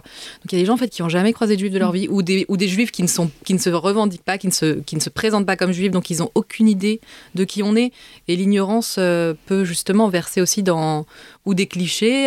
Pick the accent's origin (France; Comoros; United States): France; moved away as an adult; now in Israel; quand j'ai quitté la France